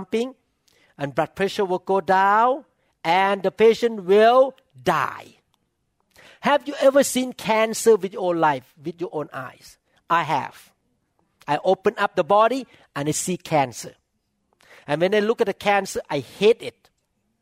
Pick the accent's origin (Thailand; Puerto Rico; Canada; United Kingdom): Thailand; English is a second language; moved away as an adult; now in United States; I still look like Chinese Thai